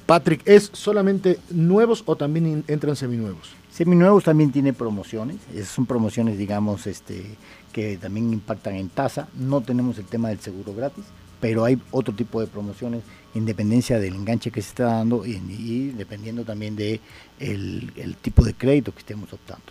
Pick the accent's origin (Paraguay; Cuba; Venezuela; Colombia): Cuba; Havana, La Habana; now in Mexico; nací en Cuba, nací en La Habana.